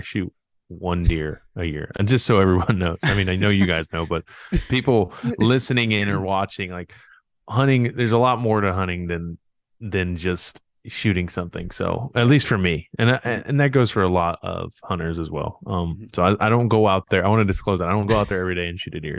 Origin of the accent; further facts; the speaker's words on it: Raleigh, North Carolina, United States; also born or lived in Miami; now in Indiana, United States; I was born in Miami, but I'm not a Miami native. I grew up, like you said, I grew up in Raleigh, North Carolina. I played high school baseball in outside of Raleigh. So I would say, if anything, I was a Raleigh native, but now I live in Indiana.